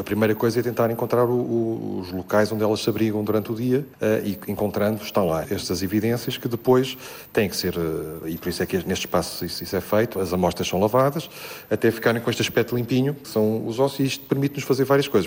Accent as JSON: {"language": "Portuguese", "region": "Lisbon", "country": "Portugal", "also_born_or_lived": "Coimbra", "moved": "as an adult", "lives_now": "Vila Real, Portugal", "said": "embora eu seja um alfacinho, sou, sou de Lisboa"}